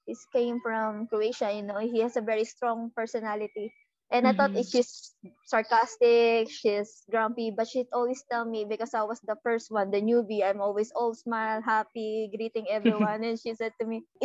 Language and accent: English; Iloilo City, Western Visayas, Philippines; we're from Iloilo.